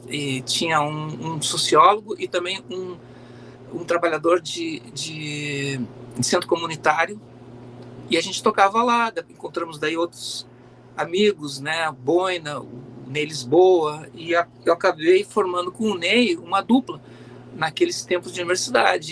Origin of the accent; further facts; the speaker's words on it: Porto Alegre, Rio Grande do Sul, Brazil; also born or lived in Montenegro, Rio Grande do Sul; na adolescência, que eu comecei a conviver eu me mudei de Montenegro para Porto Alegre